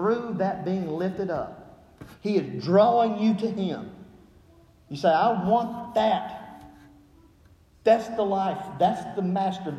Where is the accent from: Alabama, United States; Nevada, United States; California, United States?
Alabama, United States; accent: Southern; moved away; growing up in Alabama